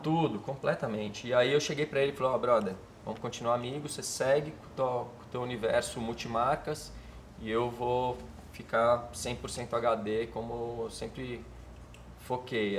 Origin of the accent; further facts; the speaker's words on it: Minas Gerais, Brazil; moved away; also born or lived in Miami / São Paulo / Israel / London; eu morava em Minas